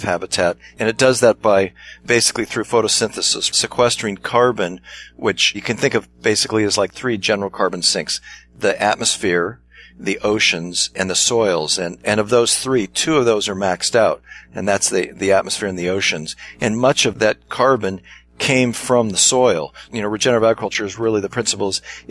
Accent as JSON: {"language": "English", "town": "Pasadena", "region": "California", "country": "United States", "tie": "born or raised there", "also_born_or_lived": "Altadena", "said": "as a young boy, I grew up in Pasadena, just outside of Los Angeles"}